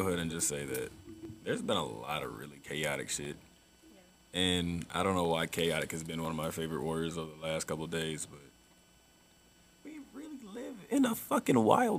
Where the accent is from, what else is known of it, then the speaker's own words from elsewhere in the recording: South Carolina, United States; moved away; my hometown back in South Carolina